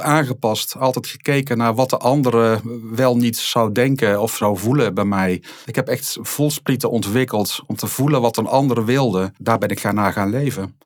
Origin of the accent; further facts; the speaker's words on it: Rijen, North Brabant, Netherlands; also born or lived in Alkmaar; in Alkmaar ben ik opgegroeid en we zijn op een gegeven moment toen ik een jaar of vijf was verhuisd naar het Brabantse Rijen